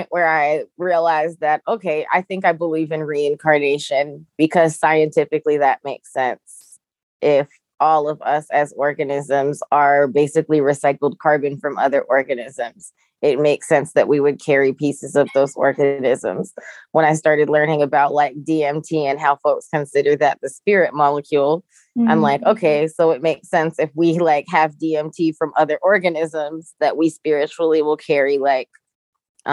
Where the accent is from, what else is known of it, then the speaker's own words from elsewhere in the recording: Jamaica; I'm Jamaican